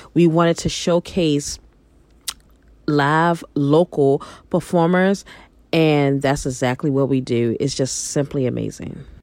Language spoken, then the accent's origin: English; Baltimore, Maryland, United States; moved away; also born or lived in New York; I'm originally from Baltimore, Maryland. I grew up, I'm a northern girl. I grew up in Baltimore. I also grew up in New York.